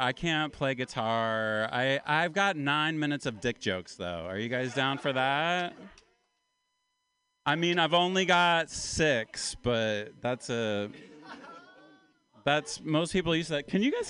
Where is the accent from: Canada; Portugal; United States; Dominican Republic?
United States; Appalachia; My pronouns are yes, sir, and no, ma'am. Because I'm from Appalachia. I'm kind of from the South. I'm an Appalachian man.